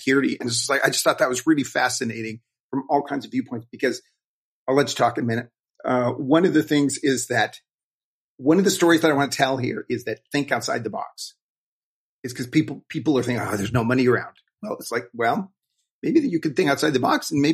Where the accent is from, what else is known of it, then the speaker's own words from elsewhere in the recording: Wyoming, United States; I grew up in Wyoming, and that's one of the biggest coal